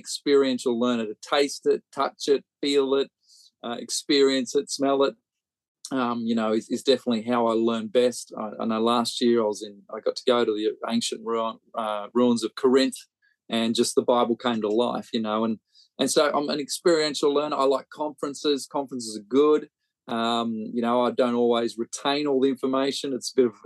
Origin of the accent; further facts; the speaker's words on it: Australia; now in Birmingham, United Kingdom; growing up in Australia